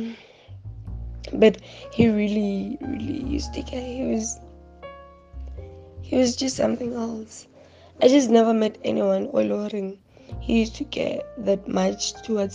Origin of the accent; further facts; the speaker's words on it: Brits, North West, South Africa; I'm from Babo, Brits, Northwest